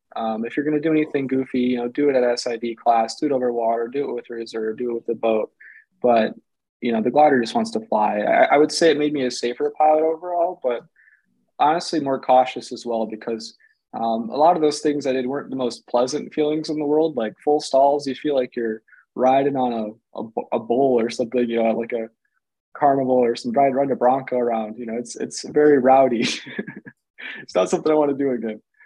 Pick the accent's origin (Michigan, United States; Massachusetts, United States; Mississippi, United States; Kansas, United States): Michigan, United States; I'm from Michigan